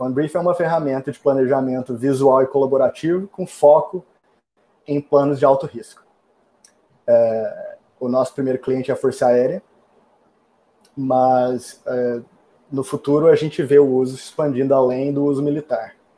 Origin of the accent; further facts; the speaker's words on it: Brazil; also born or lived in New York, United States; now in Austin, United States; como bom brasileiro que adora um calorzinho